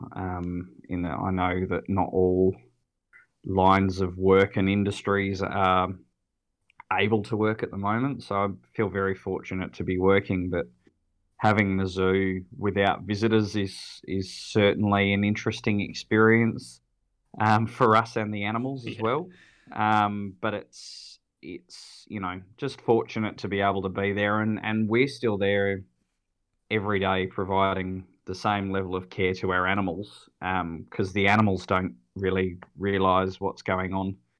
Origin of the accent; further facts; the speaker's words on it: Sydney, New South Wales, Australia; now in Adelaide, Australia; I grew up in Sydney, so for me that local zoo was was Taronga. Um, I lived on the northern beaches